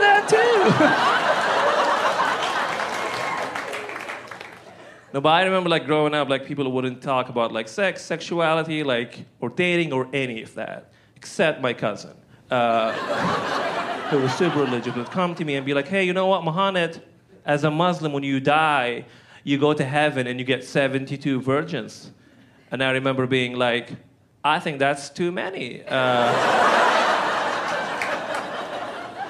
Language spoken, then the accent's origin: English; Benghazi, Cyrenaica, Libya; English is a second language; moved away as an adult; now in Portland, United States; specifically from the city of Benghazi.